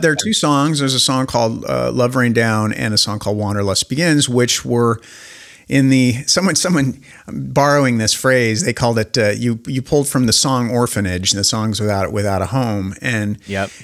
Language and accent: English; Spokane, Washington, United States; I'm this dork from Spokane, Washington